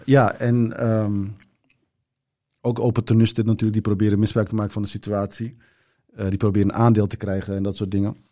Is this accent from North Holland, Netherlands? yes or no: yes; Zaanstad, North Holland, Netherlands; Dutch is a second language; also born or lived in Turkey / Rotterdam; ik ben opgegroeid in Zaanstad.